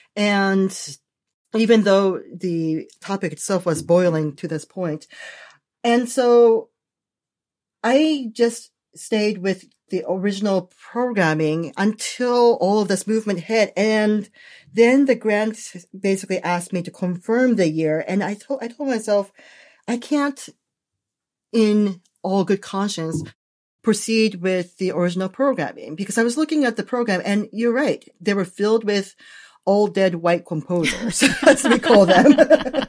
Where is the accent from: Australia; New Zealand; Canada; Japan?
Japan; moved away; I was born in Japan